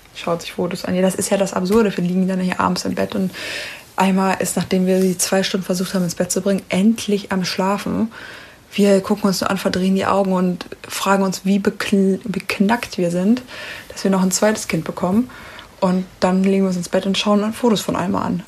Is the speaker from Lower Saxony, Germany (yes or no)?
no; Ruhr area, North Rhine-Westphalia, Germany; ich komme aus dem Pott